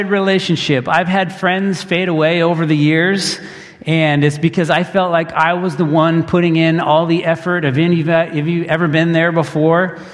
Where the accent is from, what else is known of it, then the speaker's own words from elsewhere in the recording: Port Angeles, Washington, United States; also born or lived in Portland; I grew up here in Port Angeles.